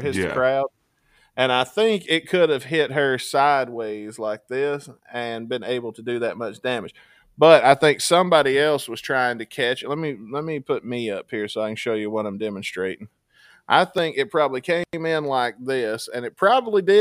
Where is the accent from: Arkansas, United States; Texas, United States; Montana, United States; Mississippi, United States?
Mississippi, United States; when I was a kid growing up in Mississippi